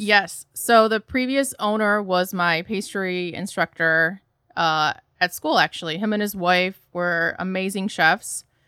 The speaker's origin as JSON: {"language": "English", "town": "Troy", "region": "Michigan", "country": "United States", "tie": "born or raised there", "moved": "yes", "lives_now": "Chicago, United States", "said": "I'm originally from the Detroit area, so Troy, Michigan specifically"}